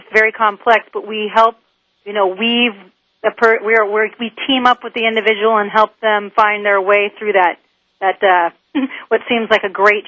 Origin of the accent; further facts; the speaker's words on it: Southern California, United States; I grew up in Southern California